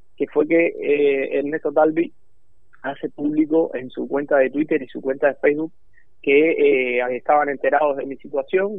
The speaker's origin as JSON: {"language": "Spanish", "town": "Cruces", "region": "Cienfuegos", "country": "Cuba", "moved": "as an adult", "lives_now": "Uruguay", "said": "soy de un pequeño pueblo de Cuba que se llama Cruces, en el centro sur del país, de la provincia de Cienfuegos"}